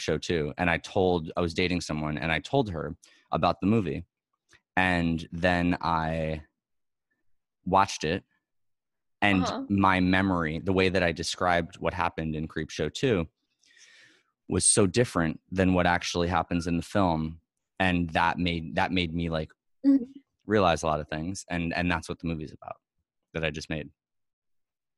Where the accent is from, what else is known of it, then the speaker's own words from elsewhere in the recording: New York, United States; I'm from New York